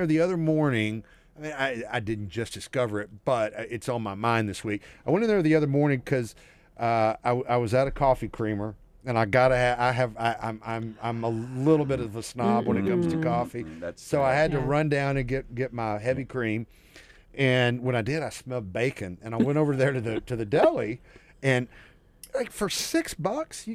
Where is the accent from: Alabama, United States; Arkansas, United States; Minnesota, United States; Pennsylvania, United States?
Arkansas, United States; Pine Bluff; my hometown, Pine Bluff, man, the southern burbs